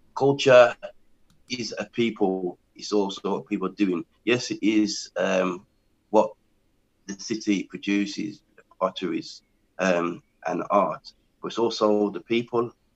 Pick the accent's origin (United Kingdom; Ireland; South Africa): United Kingdom; England; I am from England, born in England.